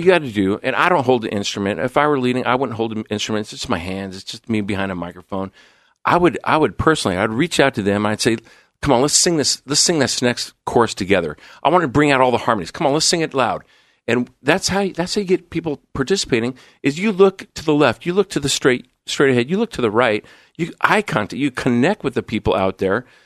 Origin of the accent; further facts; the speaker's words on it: Coeur d'Alene, Idaho, United States; moved away as an adult; also born or lived in Illinois / Southern California / Seattle / San Diego; now in Portland, United States; born in Illinois, grew up in Southern California, moved to Coeur d'Alene, Idaho in nineteen seventy-eight, where I attended, uh, junior highs. into, into high school